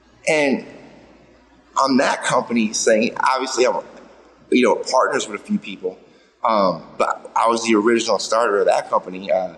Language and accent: English; Florida, United States; moved away as an adult; also born or lived in New York City; I grew up in Florida, bass fishing.